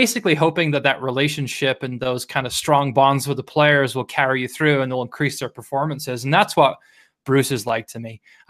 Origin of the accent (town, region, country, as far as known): Wales, United Kingdom